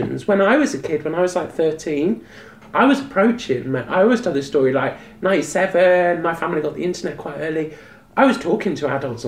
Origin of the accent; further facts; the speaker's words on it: England, United Kingdom; I'm from England